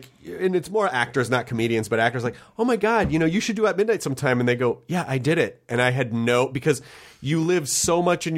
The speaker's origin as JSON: {"language": "English", "town": "Memphis", "region": "Tennessee", "country": "United States", "tie": "born or raised there", "also_born_or_lived": "Kentucky / Denver / Florida", "lives_now": "Los Angeles, United States", "said": "I was born in Kentucky, but I always say I'm from Tennessee because I spent a considerable chunk of my childhood there."}